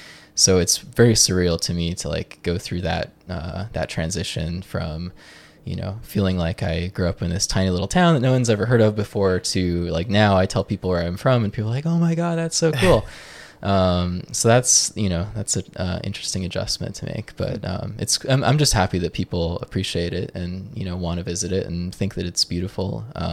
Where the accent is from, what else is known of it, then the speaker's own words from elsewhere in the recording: Joshua Tree, California, United States; Yeah, so I'm from Joshua Tree, California.